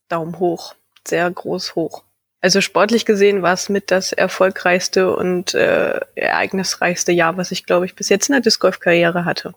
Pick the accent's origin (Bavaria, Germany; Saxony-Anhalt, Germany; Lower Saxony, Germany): Lower Saxony, Germany; Leer; also born or lived in Vechta; in meiner Heimatstadt Leer